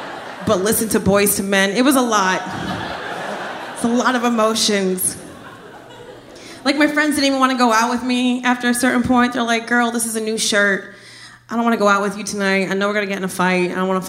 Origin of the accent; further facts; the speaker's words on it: Trenton, New Jersey, United States; moved away as an adult; also born or lived in Miami, Florida; So, I'm originally from Jersey.